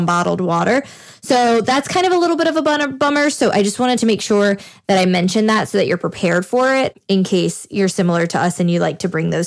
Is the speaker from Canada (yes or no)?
no; New Orleans, Louisiana, United States; we're from New Orleans